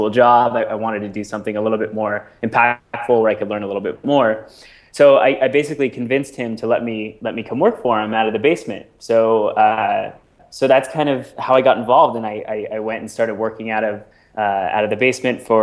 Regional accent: Seattle, Washington, United States; moved away as an adult; also born or lived in Bellingham, Washington; now in New York City, United States; I grew up in the Seattle area

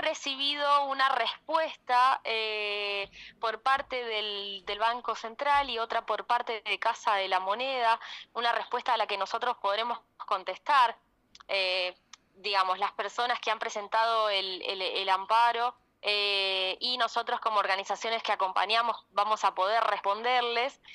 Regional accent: Santa Fe, Argentina; soy santafesina

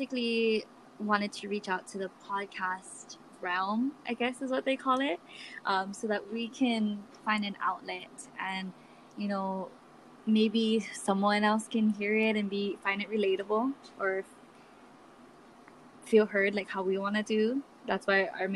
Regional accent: Kauai, Hawaii, United States; also born or lived in Grand Junction, Colorado; We're from the state of Hawaii

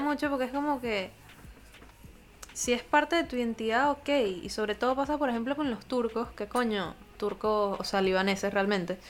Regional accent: Venezuela; moved away; vengo de Venezuela

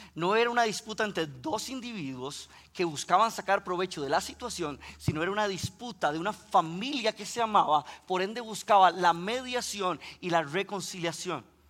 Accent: Costa Rica; si escuchan que pronuncio la R un poquito extraña, es que soy de Costa Rica

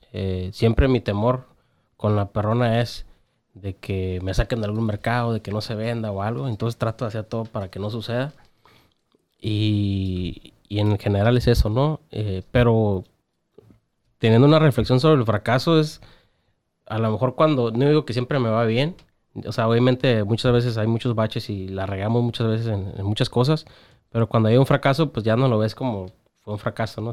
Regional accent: Tijuana, Baja California, Mexico; yo soy bien tijuanense y amo mi ciudad

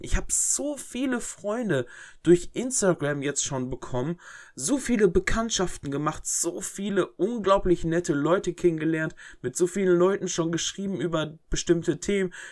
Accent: Herford, North Rhine-Westphalia, Germany; mein Ort, wo ich herkomme

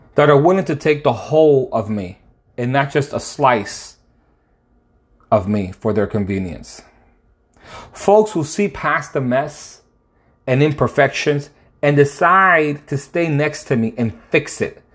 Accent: Connecticut, United States; now in Dallas, United States; I'm living in Dallas right now, but I'm from Connecticut

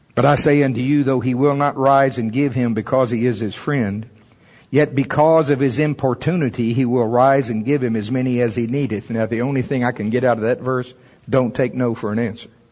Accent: United States; I'm from Pottawatomie County.

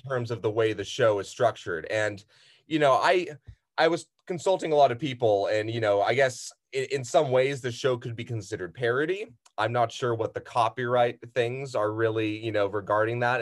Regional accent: San Diego, California, United States; I've been here since I was six years old

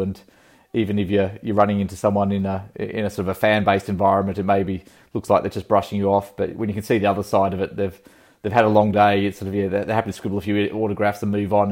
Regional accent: Country Victoria, Australia; also born or lived in Sydney; growing up in Country Victoria, uh, on a farm

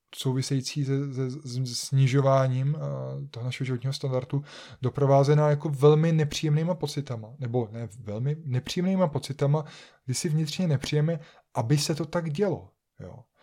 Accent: Czechia; jako Češi, jako obyvatelé České republiky nebo, nebo Slovenské republiky

